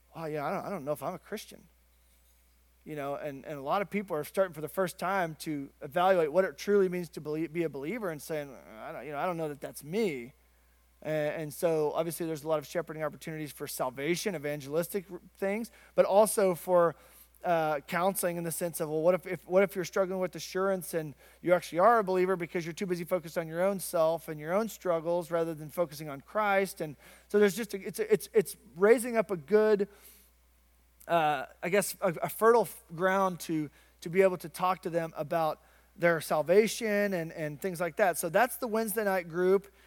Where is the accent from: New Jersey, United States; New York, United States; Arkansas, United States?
Arkansas, United States; growing up in Arkansas on the Bible Belt